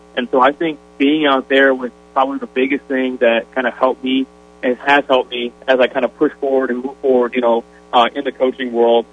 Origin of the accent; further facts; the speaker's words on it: Sioux Falls, South Dakota, United States; moved away; I grew up, Sioux Falls was there until, you know, graduated from high school.